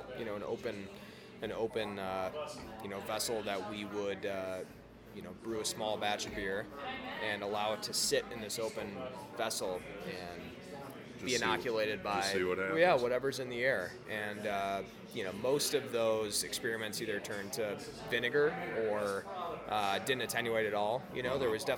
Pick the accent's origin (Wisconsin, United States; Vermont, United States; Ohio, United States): Wisconsin, United States; Madison; moved away as an adult; now in Colorado, United States; I grew up in Wisconsin, Madison, Wisconsin